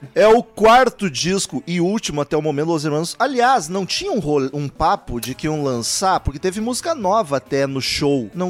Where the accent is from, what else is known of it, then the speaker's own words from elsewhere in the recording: Rio Grande do Sul, Brazil; Eu sou gaúcho